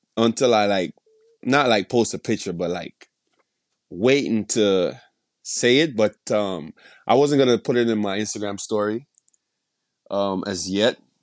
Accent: Jamaica; moved away as an adult; now in United States; I was born and raised in Jamaica

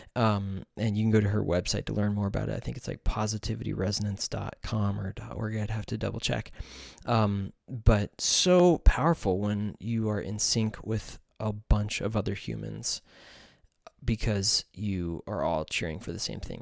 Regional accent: United States; I am from the United States

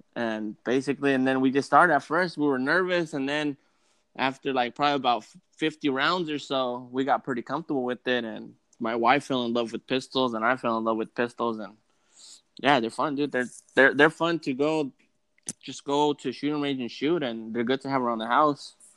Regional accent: the Peninsula, Bay Area, California, United States; we're on the peninsula. We are on the other side of the Bay Area

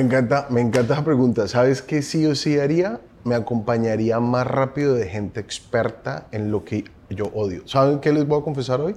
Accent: Colombia; Soy colombiano, tengo 40 años

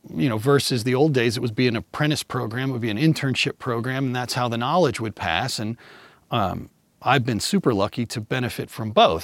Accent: Kansas City, United States; now in Redondo Beach, United States; I grew up in Kansas City

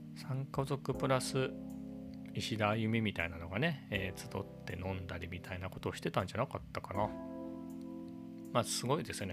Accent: Japan; 僕は地方のね、えー、別に何もないような、えーと田舎育ちなんで生まれの生まれも育ちも田舎

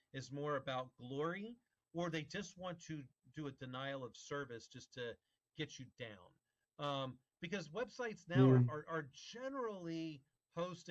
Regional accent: right next to DC, Maryland, United States; moved away; I'm from Maryland.

